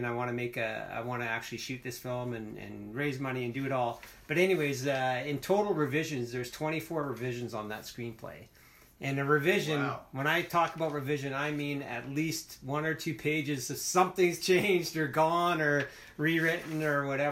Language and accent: English; Alberta, Canada; moved away; also born or lived in British Columbia; I was born and raised, I was born in Alberta. And, okay. But I lived in BC for a long time